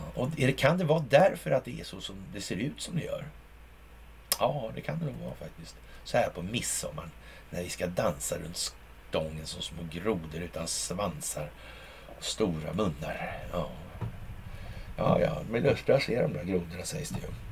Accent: Sweden; när man själv sitter i Sverige som svensk

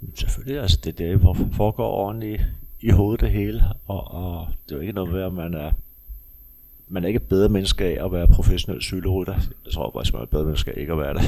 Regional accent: Copenhagen, Capital Region of Denmark, Denmark; jeg kommer fra Amager

